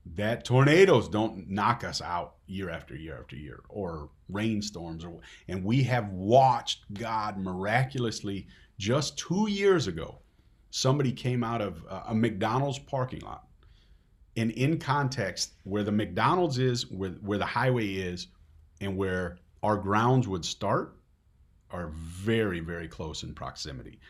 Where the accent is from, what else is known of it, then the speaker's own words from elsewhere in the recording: Netherlands; Dutch don't like being emotional, at least not around here